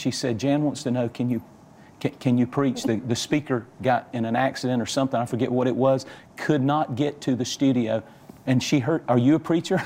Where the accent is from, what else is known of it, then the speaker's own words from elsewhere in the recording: Georgia, United States; I'm from Georgia. I'm a country. I'm as country as cornbread